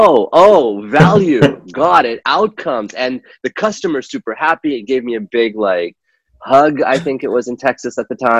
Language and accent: English; Kuwait; moved away as an adult; also born or lived in Pakistan; now in United States; I'm originally from Pakistan, and I was born there. I grew up in the Middle East. I grew up in Kuwait, which was a fun childhood.